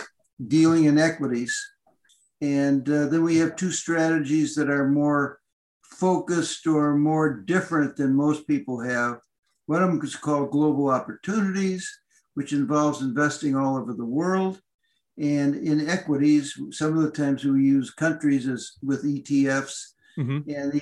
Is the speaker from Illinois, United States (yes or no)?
yes; Downers Grove, Illinois, United States; I grew up in the Chicago suburbs, and my parents were poor. I went to I was in Downers Grove, Illinois, and I went to the local schools. I graduated from Downers Grove